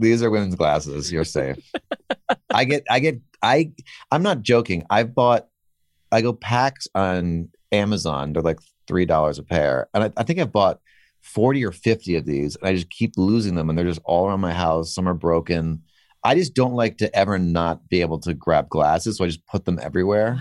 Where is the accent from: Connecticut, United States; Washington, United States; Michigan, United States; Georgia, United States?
Connecticut, United States; Weston; I grew up in Weston